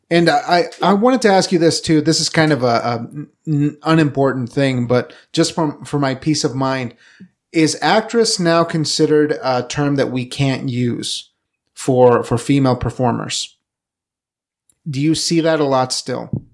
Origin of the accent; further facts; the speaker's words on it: Evanston, Wyoming, United States; also born or lived in Casper, Wyoming; going from, from Evanston where we grew up to, to Casper